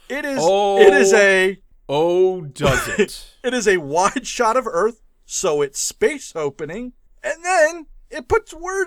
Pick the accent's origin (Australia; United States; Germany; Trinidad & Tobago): United States; New England; I'm from New England